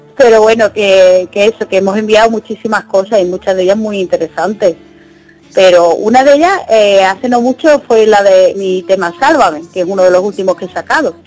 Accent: Fuengirola, Andalusia, Spain; aquí en Conchirola, mi pueblo

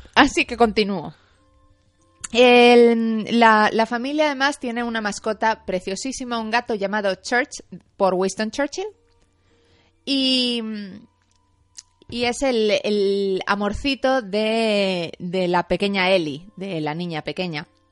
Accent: Madrid, Community of Madrid, Spain; Yo soy madrileña

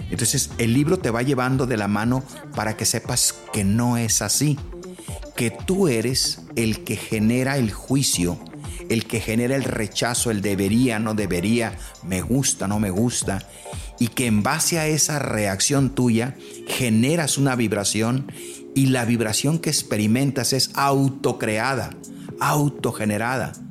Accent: Los Mochis, Sinaloa, Mexico; Soy de los Mochis y Guadalajara hace muchos años, como 25, 30 años, me abrió las puertas

